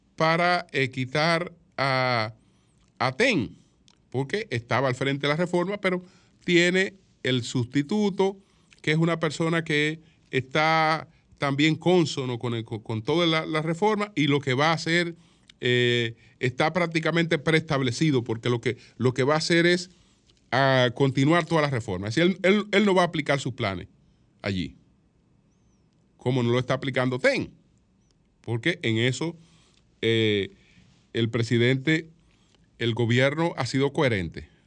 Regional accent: Dominican Republic

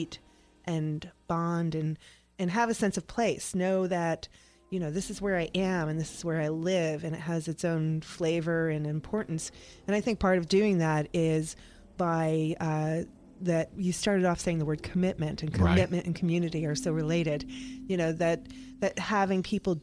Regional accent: New York, United States; now in Tampa, United States; I'm a mutt from New York

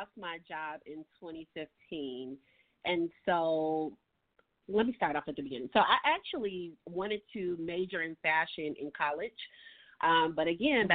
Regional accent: Chicago, Illinois, United States; growing up here in Chicago

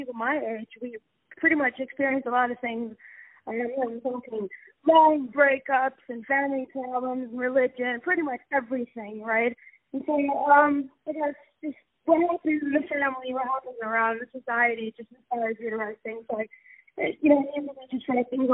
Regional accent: Abu Dhabi, United Arab Emirates; I'm born kind of Abu Dhabi raised artist.

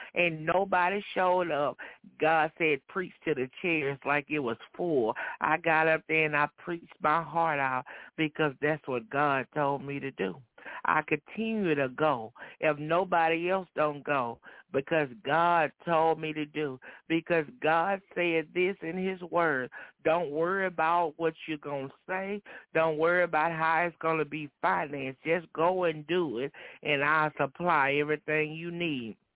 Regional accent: Dayton, Texas, United States; I'm from Dayton, Texas, over uh, well, a little bit under an hour away from the church

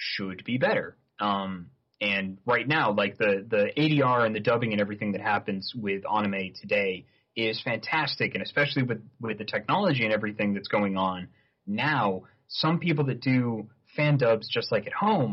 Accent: Saratoga Springs, New York, United States; now in Vancouver, Canada; my hometown, Saratoga Springs, New York

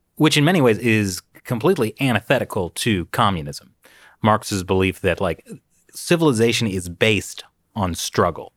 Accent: New York, United States; I'm a New Yorker

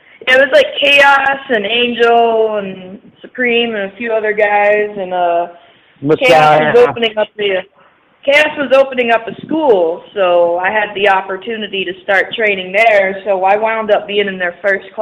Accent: the South, United States; moved away as an adult; now in Indianapolis, United States; I grew up down south in like a semi-rural area

